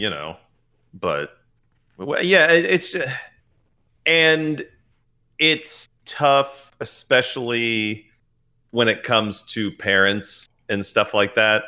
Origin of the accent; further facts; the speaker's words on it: United States; we're American